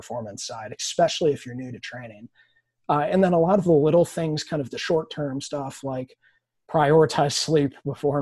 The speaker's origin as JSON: {"language": "English", "region": "Wisconsin", "country": "United States", "moved": "yes", "said": "I'm from Wisconsin originally"}